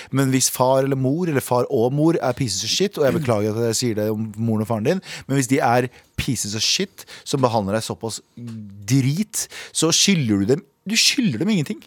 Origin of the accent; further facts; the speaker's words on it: Norway; jeg er norsk